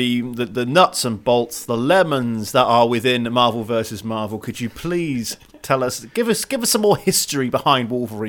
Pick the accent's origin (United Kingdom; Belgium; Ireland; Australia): United Kingdom; because we're British...